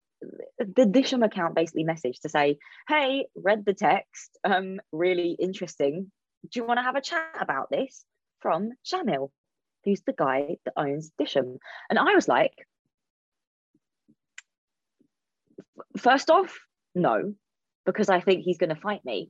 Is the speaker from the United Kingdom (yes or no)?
yes; London, United Kingdom; I'm a Londoner.